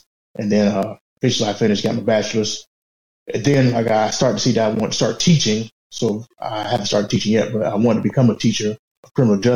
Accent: Augusta, Georgia, United States; I'm from Augusta, Georgia

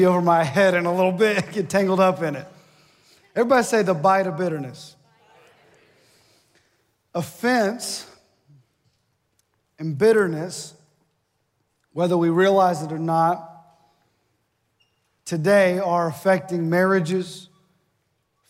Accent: Ohio, United States; moved away as an adult; now in Mississippi, United States; I'm from Ohio, and it snowed yesterday at my mom and dad's house

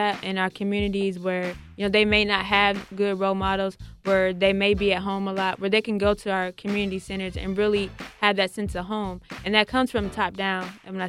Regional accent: Columbus, Ohio, United States; I was born and raised here in Columbus

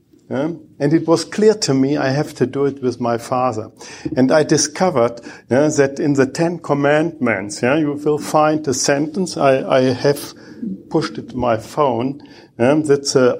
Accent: Bochum, North Rhine-Westphalia, Germany; English is a second language; I'm coming from Bochum in Germany

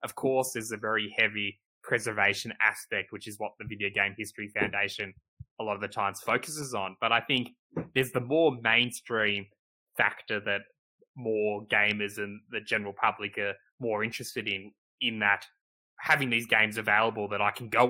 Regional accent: Australia; we're both Australian, we grew up in Australia, played games in Australia

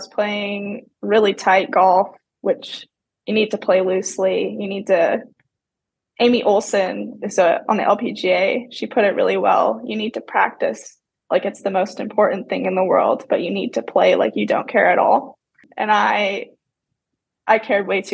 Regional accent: Tilbury, Ontario, Canada; moved away as an adult; also born or lived in Georgia / Mercer University (Georgia); now in United States; I grew up in Tilbury, Ontario, Canada, which is like 12 hours from Bennington, Vermont

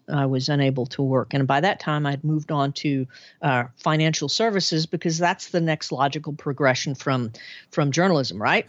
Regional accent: Arkansas, United States; born or raised there; moved away as an adult

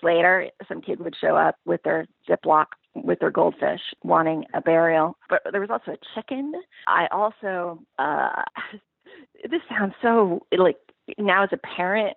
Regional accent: Pacific Northwest, United States; when I was growing up in the Pacific Northwest

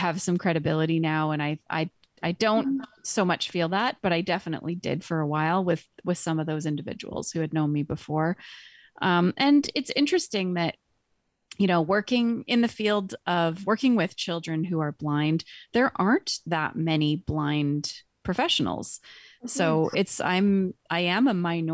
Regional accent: British Columbia, Canada; I grew up in British Columbia as a child, a teen with a visual impairment

